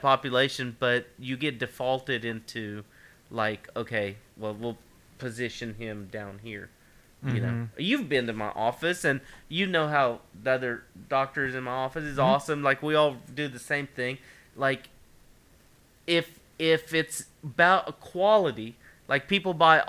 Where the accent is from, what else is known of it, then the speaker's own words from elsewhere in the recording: Ashland, Kentucky, United States; accent: Kentucky; I grew up in Ashland